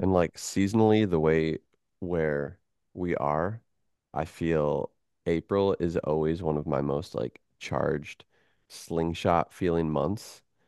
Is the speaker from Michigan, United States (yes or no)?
yes; Michigan, United States; moved away as an adult; also born or lived in Chicago; now in Florida, United States; I grew up in Michigan. That was my first twenty-one years of life.